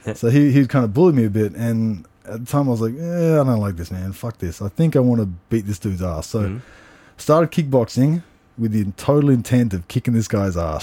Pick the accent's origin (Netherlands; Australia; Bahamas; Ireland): Australia; Canberra, Australian Capital Territory; moved away as an adult; also born or lived in Sydney, Australia; I think when I was three or four, I moved to Canberra, and mm-hmm. then I've been there until I moved overseas. I was there all through like my childhood, my teens, everything